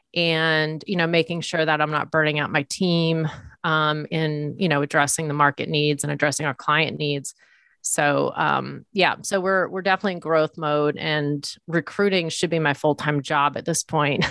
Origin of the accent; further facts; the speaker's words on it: Leominster, Massachusetts, United States; moved away as an adult; also born or lived in New York City; I grew up in a blue collar town, central Massachusetts, kind of near Worcester, town called Leominster